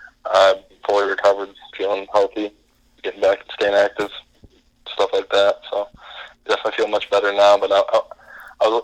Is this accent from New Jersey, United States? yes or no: no; Byron Center, Michigan, United States; Michigan and Byron Center in my hometown